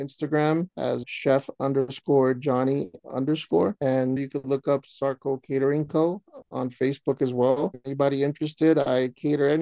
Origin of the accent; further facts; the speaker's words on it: New York, United States; having a Honduran background, being born and raised in New York